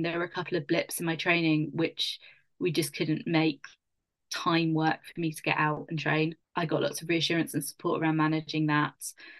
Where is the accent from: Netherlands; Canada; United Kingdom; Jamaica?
United Kingdom; London; It's my hometown.